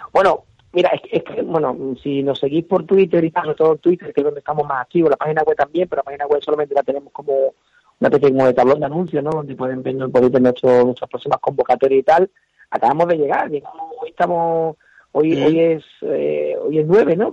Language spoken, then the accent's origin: Spanish; Huelva, Andalusia, Spain; somos del sur, yo soy de Huelva